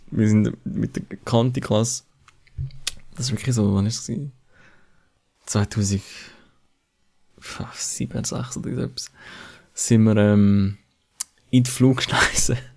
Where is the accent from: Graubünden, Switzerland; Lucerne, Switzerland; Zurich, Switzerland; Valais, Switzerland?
Zurich, Switzerland; Zürcher Oberland